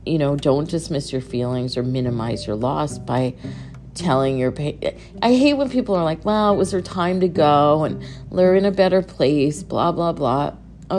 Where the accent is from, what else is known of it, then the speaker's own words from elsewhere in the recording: Connecticut, United States; moved away; I moved away from Connecticut a long time ago, so I sort of lost that identity. But didn't when I went back to Connecticut